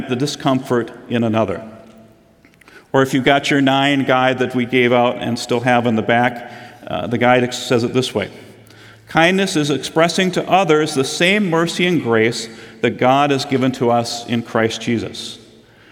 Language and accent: English; Midwest, United States; being born and raised in the Midwest